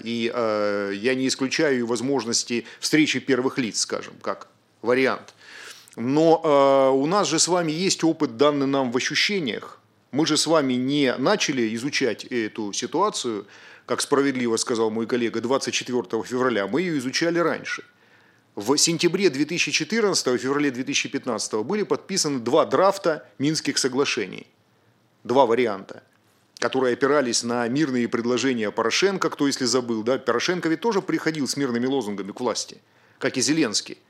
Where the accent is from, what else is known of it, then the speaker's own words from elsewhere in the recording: Rostov-on-Don, Rostov Oblast, Russia; Я сам родом из Ростова-на-Дону